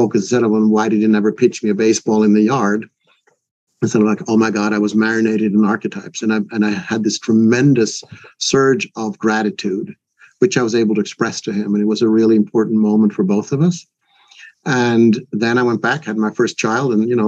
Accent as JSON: {"language": "English", "country": "Switzerland", "tie": "born or raised there", "second_language": "English", "moved": "yes", "lives_now": "United States", "said": "my mother was Swedish, my father was American, and I was born and raised in Switzerland, a third country."}